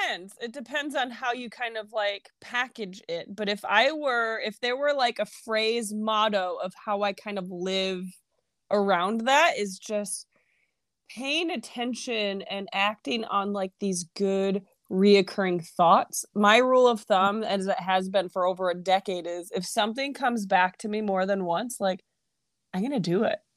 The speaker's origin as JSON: {"language": "English", "region": "New York", "country": "United States", "tie": "born or raised there", "said": "My upbringing. I am from New York. I am a typical stubborn New Yorker"}